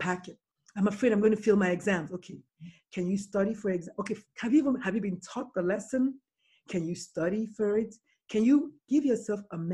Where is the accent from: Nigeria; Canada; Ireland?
Nigeria; I'm Nigerian, okay, I'm African